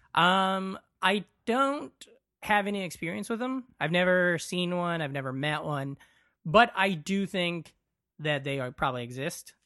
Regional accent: western Iowa, United States; born or raised there

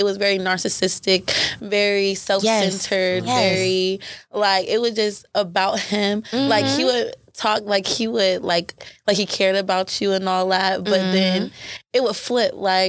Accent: Pittsburgh, Pennsylvania, United States; now in Atlanta, United States; Pittsburgh, Pennsylvania.

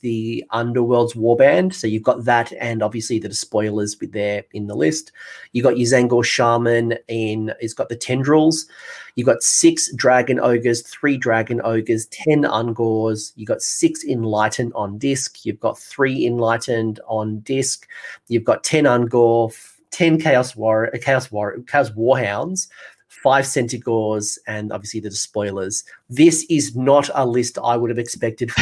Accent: Australia; accent: Australian; my Australian accent

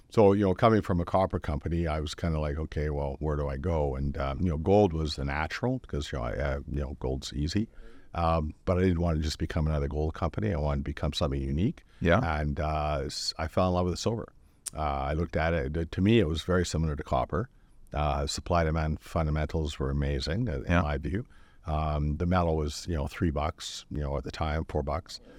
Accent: North Vancouver, British Columbia, Canada; I was born in North Vancouver, uh, you know, 1960 and the year year of the rat, and uh, um, uh, you know, grew up, uh, you know, just working my butt off

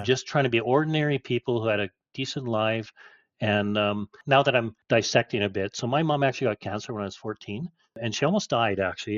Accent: Chetwynd, British Columbia, Canada; also born or lived in Golden / Fernie; we moved from Golden to Fernie and then we ended up in Chetwynd, BC

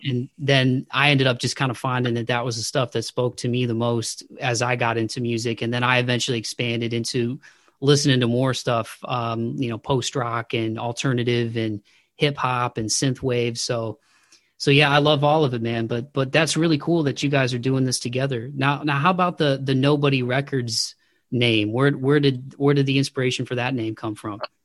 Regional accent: Midwest, United States; now in Nashville area, United States; I'm outside of the Nashville area and I'm originally from the Midwest

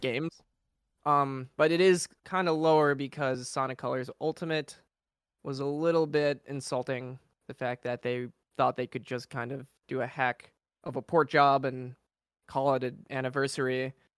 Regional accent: Chicago, Illinois, United States; I'm from Chicago.

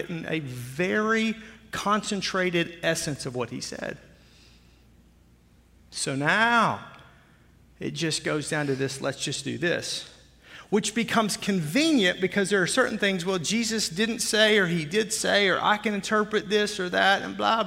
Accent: Arkansas, United States; I'm from Arkansas

